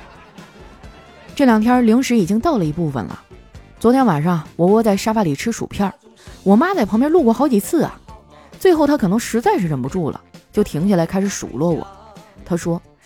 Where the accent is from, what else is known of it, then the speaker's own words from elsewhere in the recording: Northeast China, China; now in Shanghai, China; 一听你提沈阳，我都有点想家了